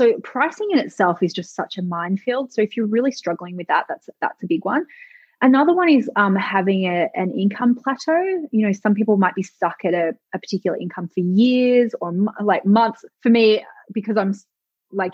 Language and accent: English; Australia; I'm Australian, our ancestors who were, you know, came from England in Australia